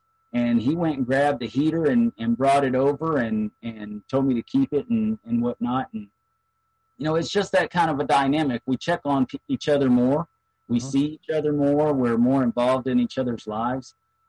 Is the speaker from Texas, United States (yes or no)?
yes; McKinney, Texas, United States; When I was raised in McKinney, you know, McKinney is a Vanguard Lodge.